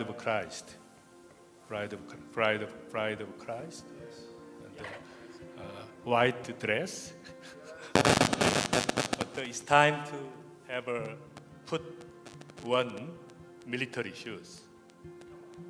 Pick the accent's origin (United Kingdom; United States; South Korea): South Korea; I'm from South Korea.